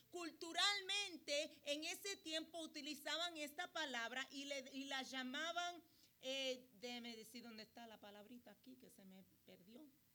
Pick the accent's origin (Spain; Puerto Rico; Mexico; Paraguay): Puerto Rico; yo soy puertorriqueña